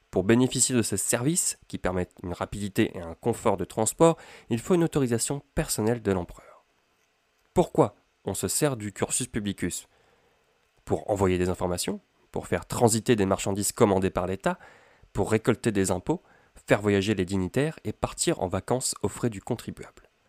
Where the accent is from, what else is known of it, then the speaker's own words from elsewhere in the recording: Amiens, Hauts-de-France, France; Je suis originaire d'Amiens, dans la Somme, et je souhaiterais emprunter le cursus publicus pour me rendre à Rome